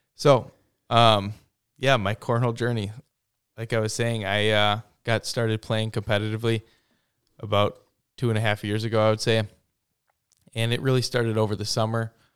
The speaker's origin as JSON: {"language": "English", "town": "Plover", "region": "Wisconsin", "country": "United States", "tie": "born or raised there", "also_born_or_lived": "Stevens Point, Wisconsin", "lives_now": "Waupaca, United States", "said": "I'm from Stevens Point"}